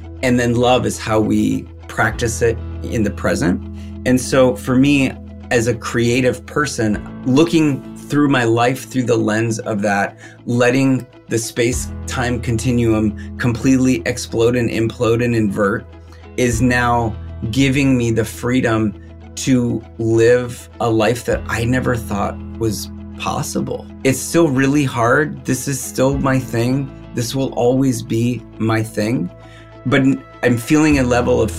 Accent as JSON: {"language": "English", "region": "Minnesota", "country": "United States", "tie": "born or raised there", "also_born_or_lived": "Chicago", "moved": "as an adult", "said": "I grew up in Minnesota"}